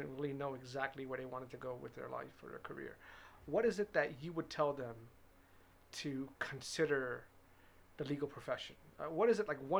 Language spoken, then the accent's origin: English; New Jersey, United States; moved away as an adult; now in Orlando, United States; I'm originally from New Jersey. I'm born and raised in New Jersey